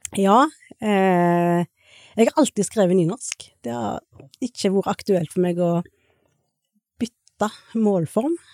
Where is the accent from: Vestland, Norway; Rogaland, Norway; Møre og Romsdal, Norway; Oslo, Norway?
Rogaland, Norway; Suldal; moved away; also born or lived in India / Stord; jeg er jo opprinnelig fra Suldal, eller oppvokst i Suldal